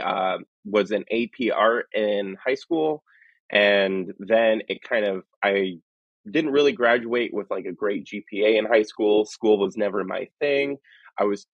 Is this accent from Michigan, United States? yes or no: yes; Northern Michigan, United States; I grew up in the Midwest, Northern Michigan, with just my mom and me.